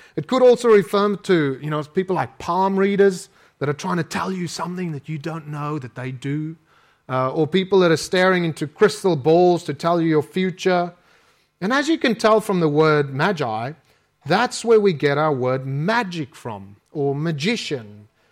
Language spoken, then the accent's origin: English; South Africa; accent: South African; moved away as an adult; my South African accent.